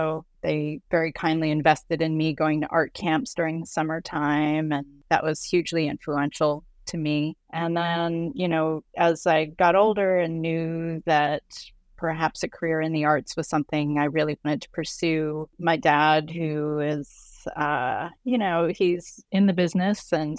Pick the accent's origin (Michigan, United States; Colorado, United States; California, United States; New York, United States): Colorado, United States; also born or lived in Lubbock, Texas; Well, I was actually born in Lubbock, Texas. My father's side of the family is very much from the Texas, Oklahoma area. But when I was 6 months old, we moved to Colorado. And so Colorado is where I grew up until I was 18.